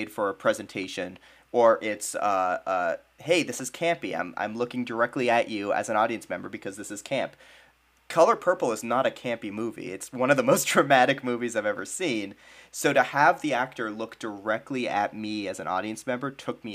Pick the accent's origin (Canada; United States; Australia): United States; New England; I grew up in New England